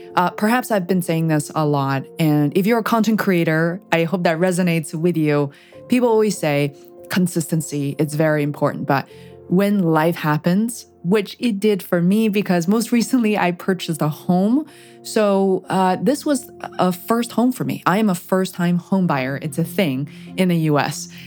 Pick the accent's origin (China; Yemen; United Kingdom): China; moved away; I'm originally coming, uh, come from China